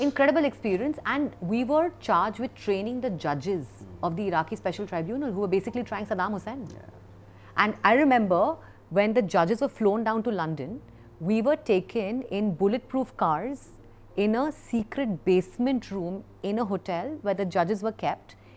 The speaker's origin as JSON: {"language": "English", "town": "Kolkata", "region": "West Bengal", "country": "India", "tie": "born or raised there", "moved": "yes", "said": "we grew up in in Calcutta for the most part, and lived across multiple"}